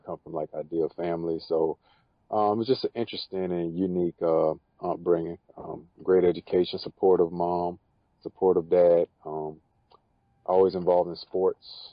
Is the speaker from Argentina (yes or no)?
no; Florida, United States; also born or lived in Bartow, Florida / Winter Haven, Florida / Haines City, Florida / Clearwater, Florida; I was born in the Polk County area. It's very country. Most people in the world never heard of it. Bartow, Florida. I grew up my younger years in a place called Winter Haven / Haines City, Florida.